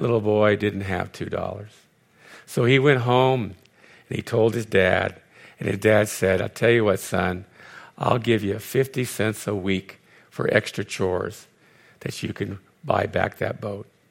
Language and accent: English; Los Angeles, California, United States; also born or lived in Connecticut; I'm born and raised in Los Angeles